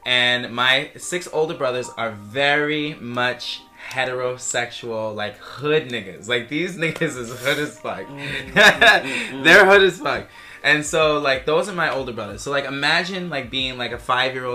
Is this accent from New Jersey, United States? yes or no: no; New York City, New York, United States; moved away as an adult; now in China; I'm from New York City, Staten Island to be specific.